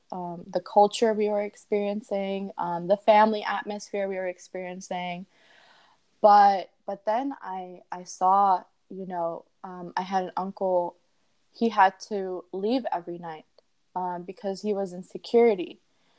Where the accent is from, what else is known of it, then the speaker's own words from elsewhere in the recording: Pakistan; I mean, I am a Pakistani, but I think I'm more Canadian American because I've been brought up here. But I still have all that all the aspects of Pakistan instilled in me because that's how my parents raised me.